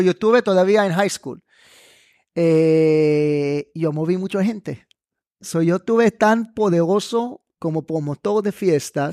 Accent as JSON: {"language": "Spanish", "country": "Israel", "tie": "born or raised there", "also_born_or_lived": "Netanya, Israel", "second_language": "Spanish", "moved": "yes", "lives_now": "Panama", "said": "yo nací y crecí en Israel"}